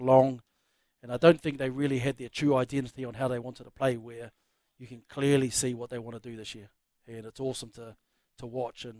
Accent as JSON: {"language": "English", "country": "New Zealand", "said": "I'm from New Zealand"}